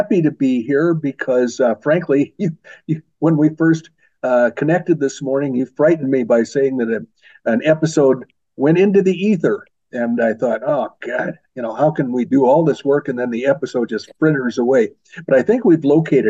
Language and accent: English; Oklahoma City, Oklahoma, United States; that is where I was born. I was born in Oklahoma City